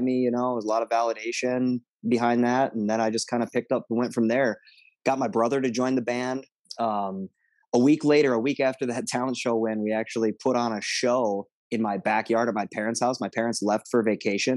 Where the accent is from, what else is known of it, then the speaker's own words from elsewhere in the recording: Monticello, Minnesota, United States; I grew up out in Monticello, Minnesota.